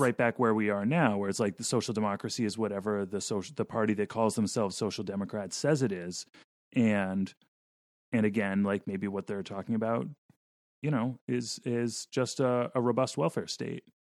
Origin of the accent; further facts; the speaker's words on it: Vermont, United States; I grew up in Vermont